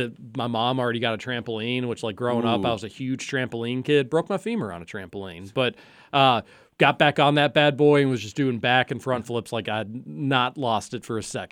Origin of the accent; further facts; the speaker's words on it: Kentucky, United States; growing up in the Highlands, but St. Matthew's right next to us, Laser Blaze birthdays were common.